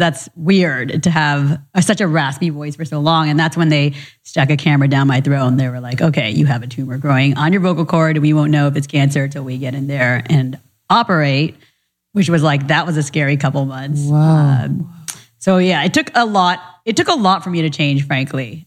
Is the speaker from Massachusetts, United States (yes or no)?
no; Orange County, California, United States; also born or lived in Orlando, Florida; I was born in Florida, but grew up in Orange County in Little Saigon, not too far from here